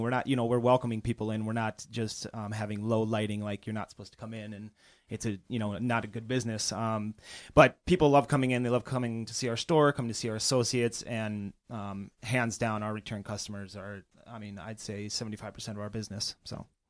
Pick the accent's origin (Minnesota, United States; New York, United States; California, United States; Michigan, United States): Minnesota, United States; northern; moved away as an adult; also born or lived in Portland, Oregon / Bozeman, Montana; now in Chicago, United States; I grew up in, uh, northern Minnesota